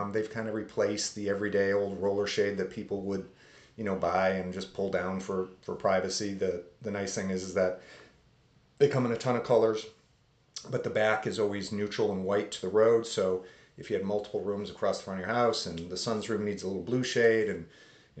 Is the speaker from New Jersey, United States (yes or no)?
no; Pittsford, New York, United States; I grew up in a suburb of Rochester called Pittsford